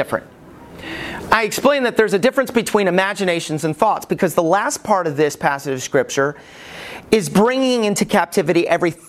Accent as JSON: {"language": "English", "region": "Alabama", "country": "United States", "tie": "born or raised there", "said": "When I was growing up in Alabama"}